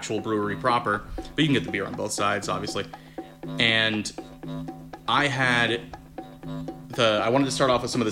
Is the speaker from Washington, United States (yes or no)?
no; South Florida, United States; moved away; I'm from South Florida